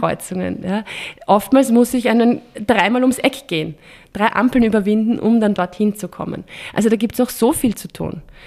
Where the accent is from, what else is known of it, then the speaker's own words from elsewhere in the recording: Vienna, Austria; bei uns in Wien